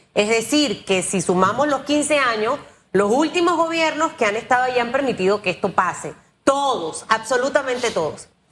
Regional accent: Panama; como panameña

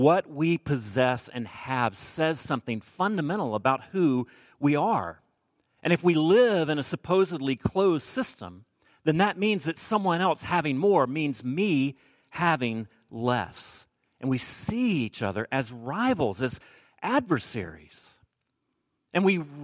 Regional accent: the South, United States; I'm from the South

